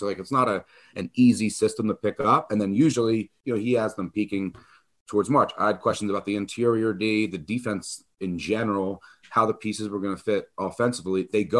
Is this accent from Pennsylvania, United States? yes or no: yes; Delaware County, Pennsylvania, United States; accent: Delco; it's my Delco accent coming out.